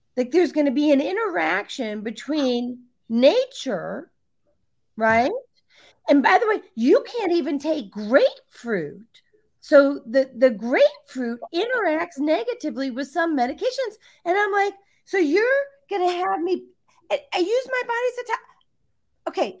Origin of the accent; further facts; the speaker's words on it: Barrington, Illinois, United States; now in Georgia, United States; I grew up in Barrington, Illinois.